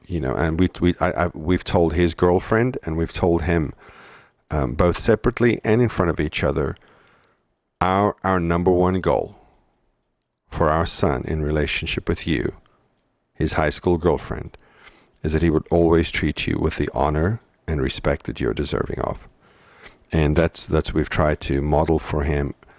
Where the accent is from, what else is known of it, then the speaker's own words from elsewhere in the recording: South Africa; moved away; growing up in South Africa